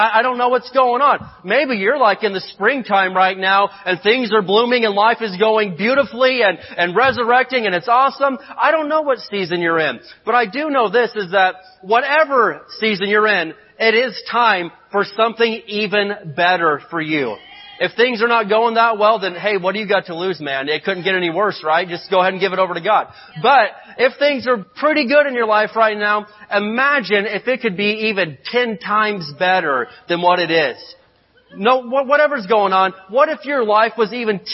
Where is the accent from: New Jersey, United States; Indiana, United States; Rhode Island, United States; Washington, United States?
Indiana, United States; moved away; I grew up in Indiana, and we grew up out in the country